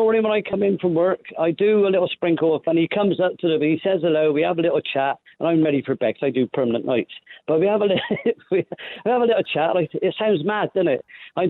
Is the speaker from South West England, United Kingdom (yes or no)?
yes; Bristol, South West England, United Kingdom; I'm a Bristol boy, yeah, born and bred, South Mead.